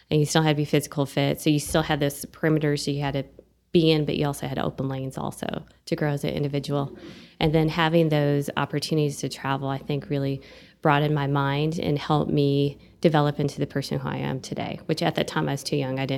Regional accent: Eau Claire, Wisconsin, United States; moved away as an adult; now in Amarillo, United States; Amarillo felt a lot like my hometown. And my hometown in Eau Claire was uh, a bigger city, agriculture surrounding it.

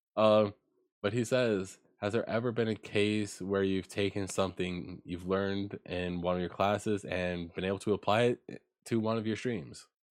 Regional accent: Ontario, Canada; moved away as an adult; I was born and raised in Ontario and that I moved out moved out there, like, recently at the time

